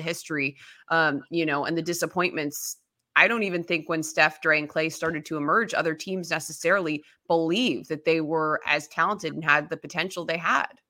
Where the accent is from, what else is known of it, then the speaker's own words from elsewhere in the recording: Chicago, Illinois, United States; I grew up in the Chicago area